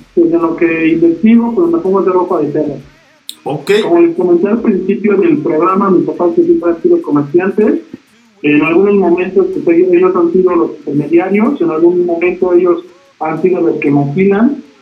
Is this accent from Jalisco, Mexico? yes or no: no; Toluca, State of Mexico, Mexico; me trasladé a Toluca, porque yo soy de Toluca